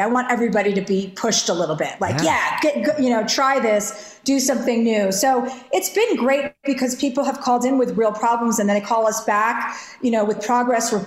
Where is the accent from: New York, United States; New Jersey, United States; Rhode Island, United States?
New Jersey, United States; I'm from New Jersey